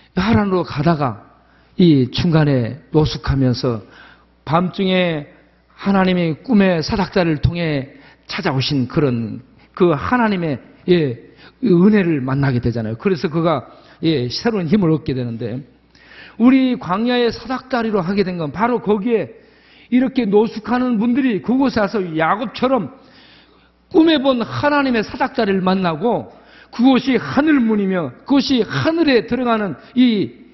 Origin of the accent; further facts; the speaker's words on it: Jindo, South Jeolla, South Korea; 제가 태어난 고향이 전라남도 진도 조도 섬마을입니다